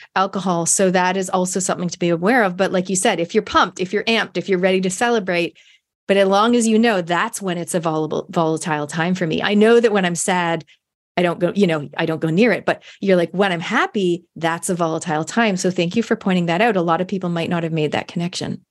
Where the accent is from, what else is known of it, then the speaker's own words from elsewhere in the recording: Canada; moved away as an adult; now in New Zealand; I grew up in Canada. I spent my univers-, high school, university years in Canada.